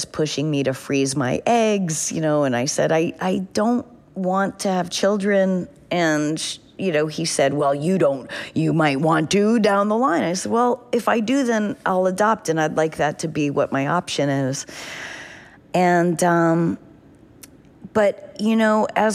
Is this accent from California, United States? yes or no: no; New Hampshire, United States; growing up in New Hampshire